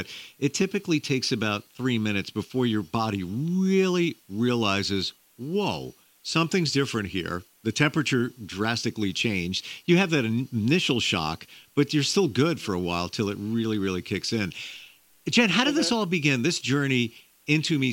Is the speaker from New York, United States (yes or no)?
yes; New York area, United States; I'm from the New York area